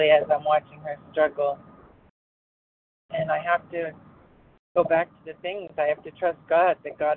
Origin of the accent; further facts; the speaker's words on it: Rhode Island, United States; also born or lived in Texas; Excuse me … I am from Rhode Island, although currently in Texas.